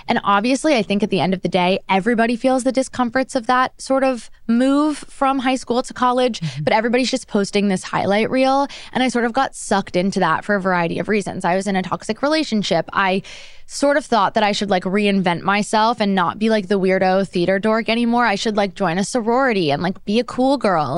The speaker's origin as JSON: {"language": "English", "area": "Monmouth County", "region": "New Jersey", "country": "United States", "tie": "born or raised there", "moved": "yes", "lives_now": "New York, United States", "said": "I grew up in New Jersey, very suburban, small town in Monmouth County"}